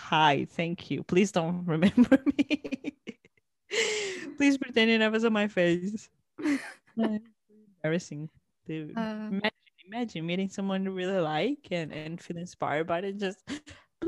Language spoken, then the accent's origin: English; Portugal; moved away; also born or lived in Cambridge; yeah, I'm from Portugal